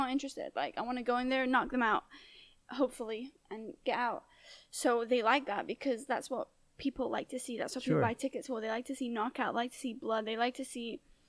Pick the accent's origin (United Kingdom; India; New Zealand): United Kingdom; I'm kind of legal because I'm British.